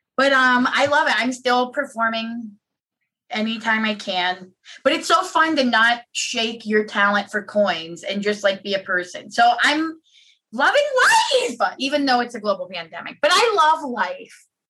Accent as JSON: {"language": "English", "town": "Pittsburgh", "region": "Pennsylvania", "country": "United States", "tie": "born or raised there", "said": "my hometown mall, which is now a dead graveyard"}